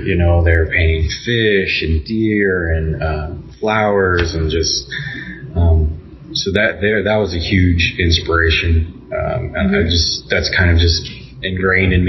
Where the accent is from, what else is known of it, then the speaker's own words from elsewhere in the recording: Arkansas, United States; now in Kansas City, United States; I'm originally from Arkansas and I just grew up around all